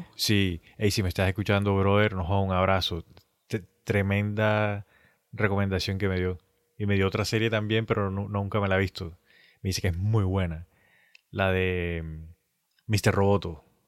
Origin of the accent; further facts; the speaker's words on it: Colombia; nosotros somos colombianos